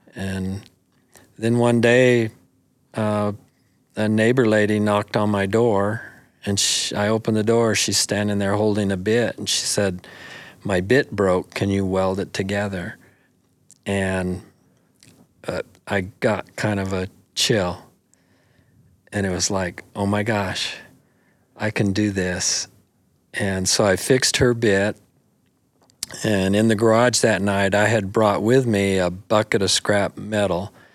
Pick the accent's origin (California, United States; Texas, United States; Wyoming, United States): Wyoming, United States; Buffalo; also born or lived in Sheridan, Wyoming; Buffalo, you know, for, for years was my hometown